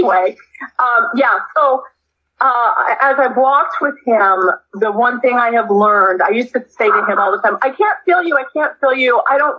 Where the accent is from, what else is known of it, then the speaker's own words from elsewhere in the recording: England, United Kingdom; I was born in England in 1962. That'll tell you my age.